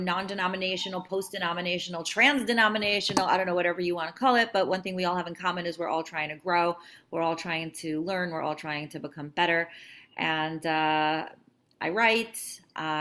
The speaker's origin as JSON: {"language": "English", "town": "Cleveland", "region": "Ohio", "country": "United States", "tie": "born or raised there", "also_born_or_lived": "New York / Israel", "said": "I was born in New York. I moved to Cleveland when I was 7 years old. And so I grew up here."}